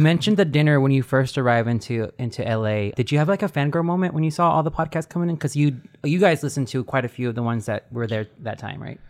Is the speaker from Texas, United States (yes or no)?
yes; Texas, United States; we're all from Texas